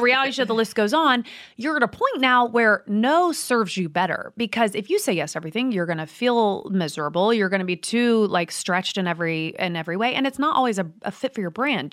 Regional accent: Midwest, United States; I'm from the Midwest

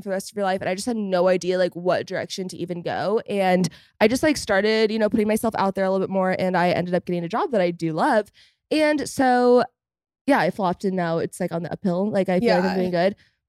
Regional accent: Fort Worth, Texas, United States; But, like, when I go to Fort Worth, like, guys, it's my hometown. It's my stomping grounds.

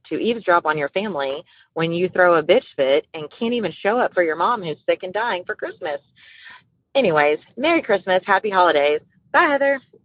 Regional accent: Louisiana, United States; I'm from Louisiana

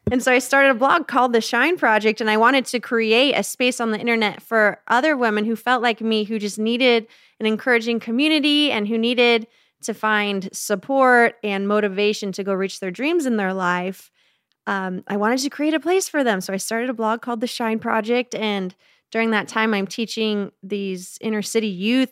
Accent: Phoenix, Arizona, United States; I grew up in Phoenix, Arizona

